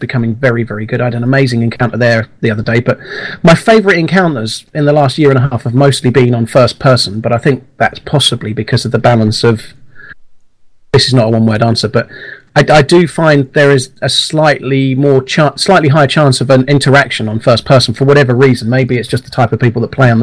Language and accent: English; Lancashire, North West England, United Kingdom; moved away; I used to live in a town called Ripon near Burnley, so I was born in Lancashire